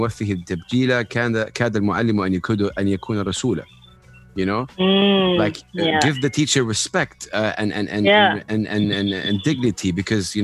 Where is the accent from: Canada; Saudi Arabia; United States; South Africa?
Saudi Arabia; I'm from Saudi Arabia